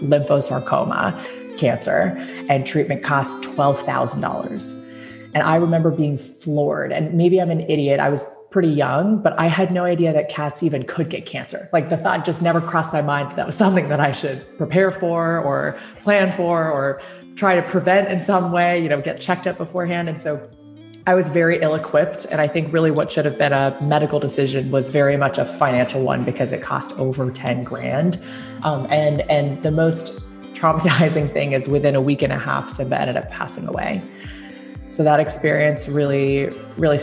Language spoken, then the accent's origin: English; Hong Kong; moved away as an adult; also born or lived in New Jersey, United States; now in West Coast, United States; I actually was born and raised in Hong Kong. I spent 18 years growing up there before coming to the US for college.